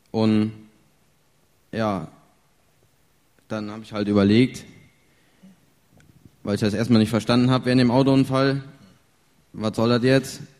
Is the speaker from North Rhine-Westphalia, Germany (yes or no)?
yes; Wilden, North Rhine-Westphalia, Germany; ich komme aus Wilden, liegt bei Willensdorf in der Nähe von Siegen.